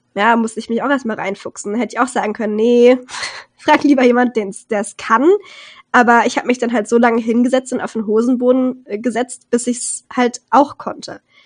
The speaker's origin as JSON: {"language": "German", "region": "Rhineland-Palatinate", "country": "Germany", "said": "ich komme ja aus Rheinland-Pfalz und da haben wir sehr, sehr viele Tanzgruppen"}